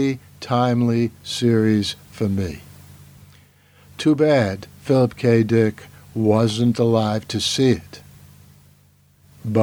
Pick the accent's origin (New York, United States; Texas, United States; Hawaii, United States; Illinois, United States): New York, United States; New York City; New York City and its environments, my hometown where I still teach